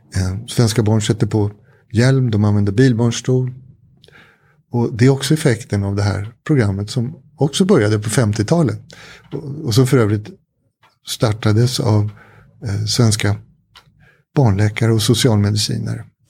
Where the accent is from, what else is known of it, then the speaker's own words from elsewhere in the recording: Sweden; jag är den jag är därför att jag har vuxit upp i det här samhället.